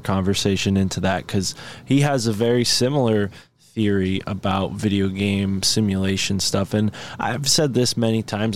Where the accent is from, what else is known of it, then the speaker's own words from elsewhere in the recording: Connecticut, United States; I am born in Connecticut